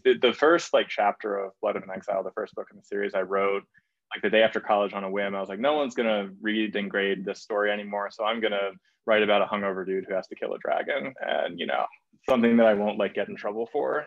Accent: Baltimore, Maryland, United States; So I grew up in Baltimore

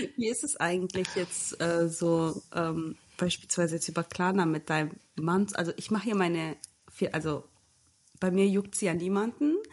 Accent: Germany; moved away as an adult; now in Portugal; ich komme aus Deutschland.

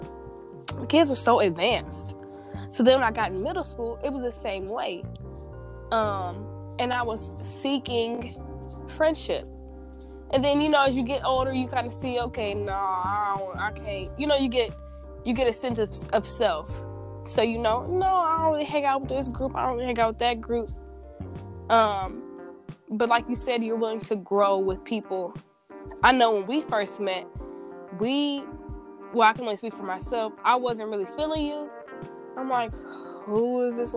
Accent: South Bend, Indiana, United States; Growing up in South Bend, that's our hometown

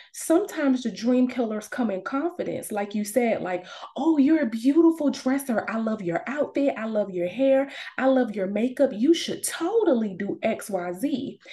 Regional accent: Savannah, Georgia, United States; moved away as an adult; also born or lived in Atlanta, Georgia; I'm originally from Savannah, Georgia, but I moved to Atlanta for college and I lived there for like 10 years.

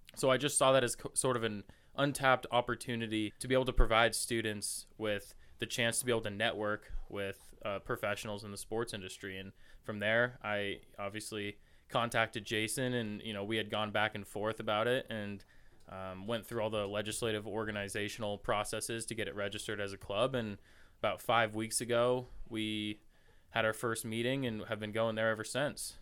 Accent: Camas, Washington, United States; moved away as an adult; now in Moscow, Idaho, United States; I'm a junior here at the University of Idaho from Camas, Washington, which is just north of Portland, Oregon

